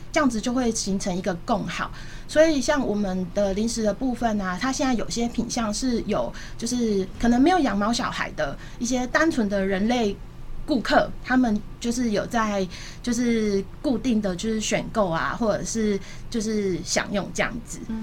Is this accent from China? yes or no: no; Taipei, Taiwan; moved away as an adult; also born or lived in Changhua; now in Kaohsiung, Taiwan; 我本身不是高雄人，然后我是在台北出生长大，然后中间有一段求学时间，因为户籍在彰化，所以又回到彰化